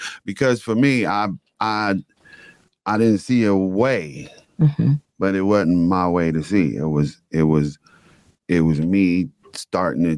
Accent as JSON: {"language": "English", "town": "Detroit", "region": "Michigan", "country": "United States", "tie": "born or raised there", "said": "I was born and raised in Detroit"}